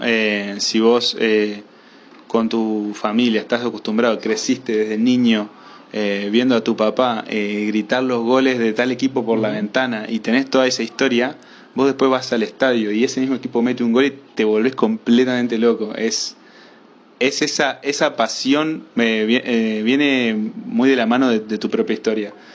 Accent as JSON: {"language": "Spanish", "country": "Uruguay", "said": "vivir la época en la que vivo como uruguayo"}